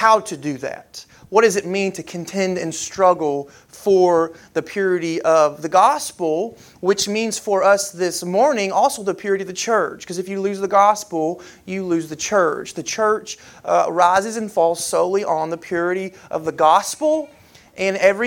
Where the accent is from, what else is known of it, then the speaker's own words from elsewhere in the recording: Kentucky, United States; now in Alabama, United States; growing up in Kentucky